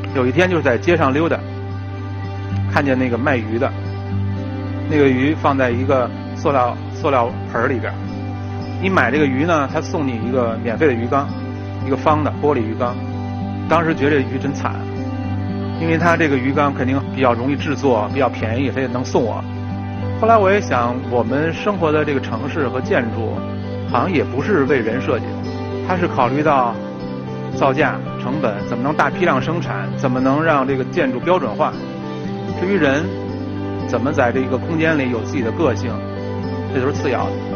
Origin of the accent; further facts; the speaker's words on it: Beijing, China; 我就是老北京，我从那个院子里长大的